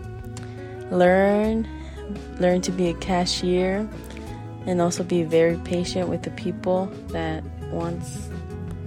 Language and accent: English; Dallas, Texas, United States; was born in Dallas, Texas